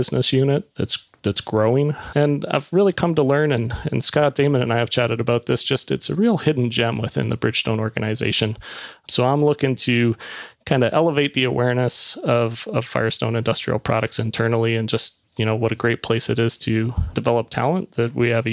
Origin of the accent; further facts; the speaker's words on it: Niagara Falls, Ontario, Canada; moved away; also born or lived in Toronto; I grew up in Niagara Falls, Ontario.